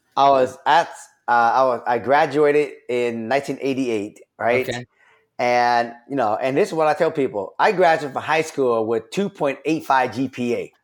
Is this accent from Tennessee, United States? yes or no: no; Seattle, Washington, United States; I grew up in Rainier Valley